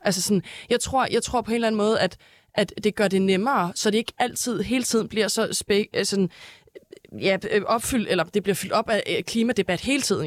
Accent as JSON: {"language": "Danish", "town": "Næstved", "region": "Zealand", "country": "Denmark", "moved": "yes", "lives_now": "Copenhagen, Denmark", "said": "Jeg er fra Næstved"}